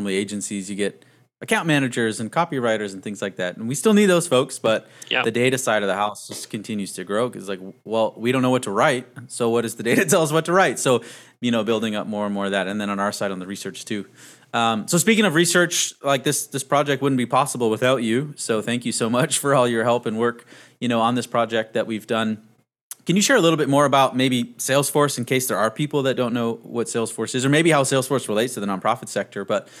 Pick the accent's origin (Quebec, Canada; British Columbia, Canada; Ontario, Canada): British Columbia, Canada; Vancouver; moved away as an adult; now in Texas, United States; I'm Canadian in the U.S.